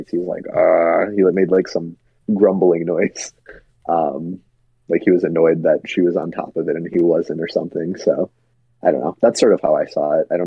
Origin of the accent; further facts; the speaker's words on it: Wisconsin, United States; we're from Wisconsin, so we're Bucks fans